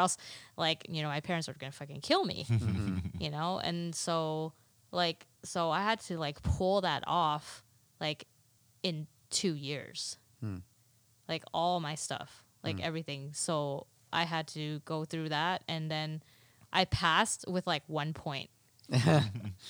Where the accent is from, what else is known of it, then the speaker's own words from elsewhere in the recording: Dallas, Texas, United States; first language Mandarin; English is a second language; I was born in Dallas, Texas, but in my defense, my parents taught me Mandarin